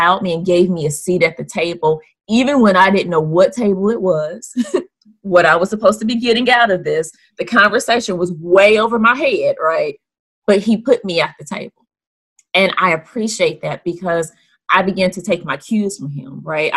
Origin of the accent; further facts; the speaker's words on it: Dayton, Ohio, United States; moved away as an adult; now in Georgia, United States; I honestly had never envisioned myself leaving Dayton, Ohio, right? Yeah. I was born there, was raised there